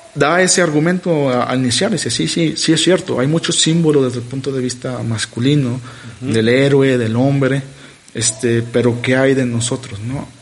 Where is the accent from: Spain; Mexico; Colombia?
Mexico; yo que soy mexicano, ¿no? ¿Por qué nací en México